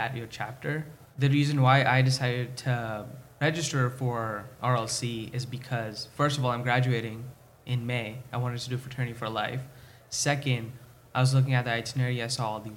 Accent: India; moved away as an adult; now in United States; I'm actually an international student and I come from India

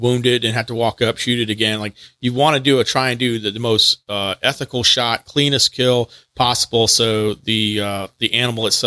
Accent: Texas, United States; now in North Carolina, United States; I grew up in Texas

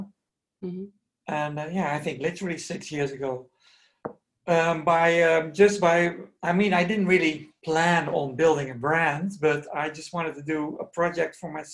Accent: Netherlands; also born or lived in New York, United States / Paris, France; I was born in Holland and I studied to become a ballet dancer

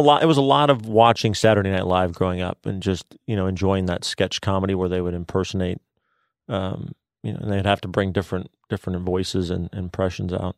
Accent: Denver, Colorado, United States; moved away; I grew up in Denver, Colorado

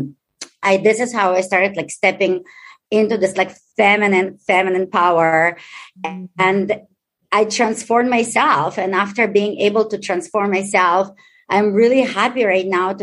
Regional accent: Israel; English is a second language; moved away as an adult; also born or lived in Ukraine; now in Chicago, United States; I was born in Ukraine, raised in Israel

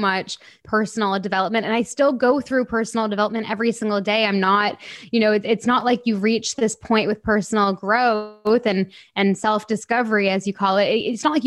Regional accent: Canada; moved away as an adult; now in England, United Kingdom; I would have just moved to England in January, and I was born and raised in Canada.

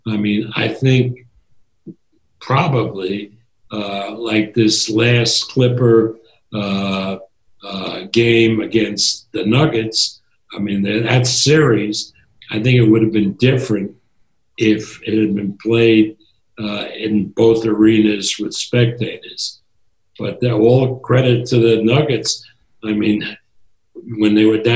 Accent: New York, United States; now in Las Vegas, United States; Even though I've been out of New York for a long time, since the late 80s, New York, I'm still a New Yorker at heart.

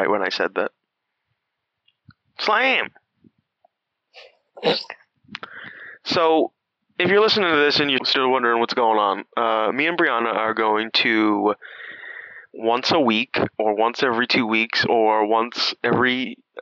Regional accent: Massachusetts, United States; we're from Massachusetts

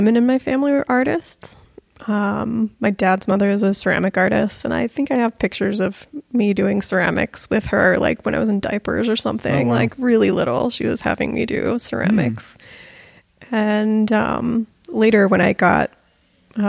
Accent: Fort Worth, Texas, United States; So I grew up in Fort Worth

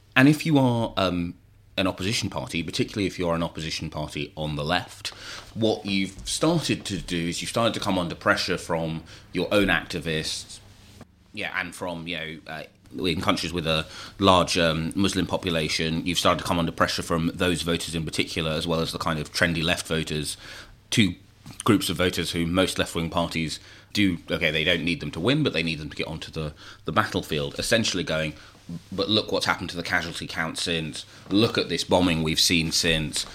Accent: London, United Kingdom; my hometown of Burn Bethnal Green

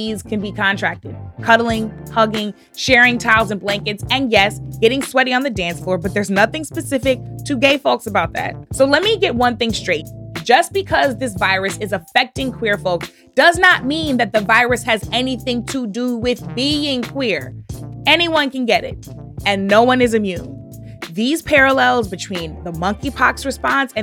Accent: Missouri, United States; Missouri, my home state

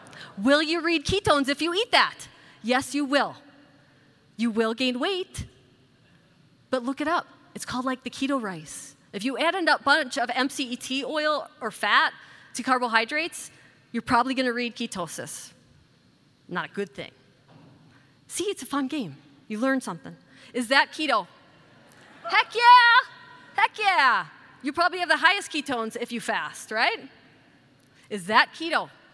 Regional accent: Wisconsin, United States; I'm from Wisconsin. I think it's called the beer capital of the world. I think I'm an alien there because I don't drink alcohol.

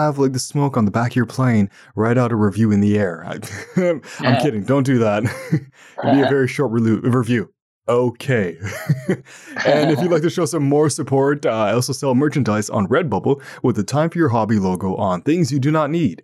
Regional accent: Ottawa, Ontario, Canada; I'm from Canada and from Ottawa, Ontario, the national capital of Canada

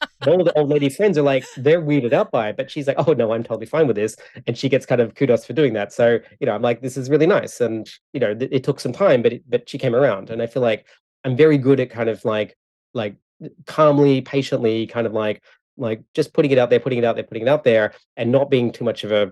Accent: Australia; now in Canada; I live in Canada, but I'm from Australia.

